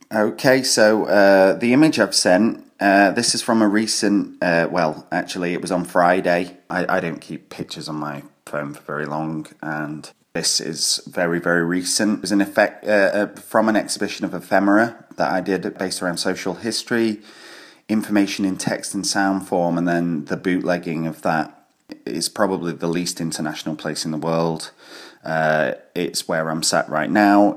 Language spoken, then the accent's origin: English; Glasgow, Scotland, United Kingdom; I'm from Glasgow in Scotland